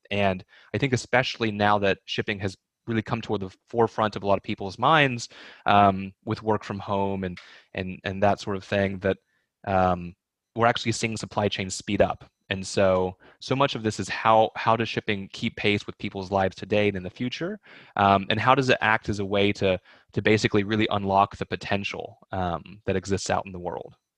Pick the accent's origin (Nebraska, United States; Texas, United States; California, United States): Texas, United States; East; moved away; also born or lived in Hong Kong; half Chinese and half Swedish and growing up in East Texas